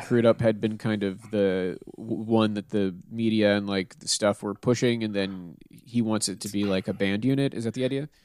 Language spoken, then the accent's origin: English; Pittsburgh, Pennsylvania, United States; moved away; I'm from Pittsburgh